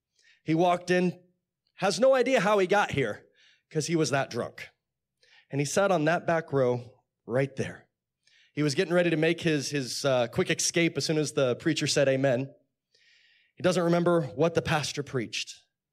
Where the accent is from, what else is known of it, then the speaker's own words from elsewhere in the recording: Chatsworth, California, United States; also born or lived in Texas; I grew up in California. In fact, I live not too far down the street. It used to be at apartments called, they were called, I think there's something different now, Loreline Gardens in Chatsworth. Yeah, someone said, yeah. And then we moved to Texas.